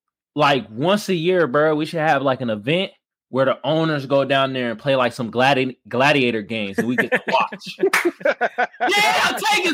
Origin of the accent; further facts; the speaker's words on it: Oakland, California, United States; I'm from Oakland, California